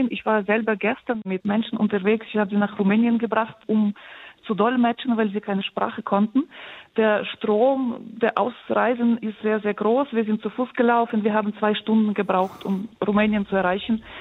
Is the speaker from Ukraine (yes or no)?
yes; Ukraine; Ja, ich habe Präsidenten Zelensky nicht gewählt.